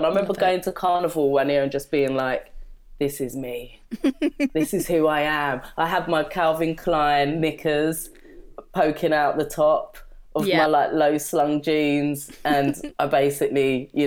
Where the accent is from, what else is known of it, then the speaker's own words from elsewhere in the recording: London, United Kingdom; growing up in London, I grew up in Brixton